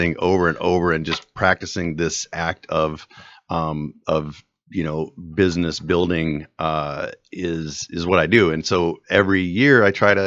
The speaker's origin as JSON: {"language": "English", "town": "Davenport", "region": "Iowa", "country": "United States", "tie": "born or raised there", "moved": "as an adult", "lives_now": "Cedar Rapids, United States", "said": "born and raised in Iowa, born in Iowa City and raised in Davenport"}